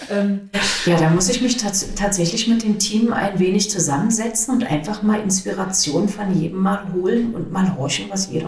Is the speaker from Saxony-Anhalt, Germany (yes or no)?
yes; Magdeburg, Saxony-Anhalt, Germany; ich bin ja im Neustädterfeld groß geworden.